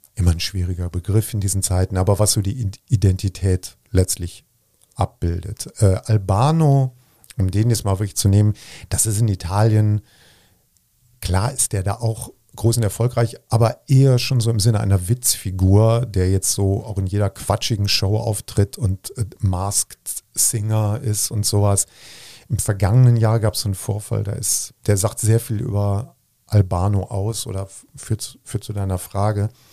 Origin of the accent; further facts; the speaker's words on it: Bergisch Gladbach, North Rhine-Westphalia, Germany; now in Cologne, Germany; ich komme aus Bergisch Gladbach, das ist ja irgendwie Köln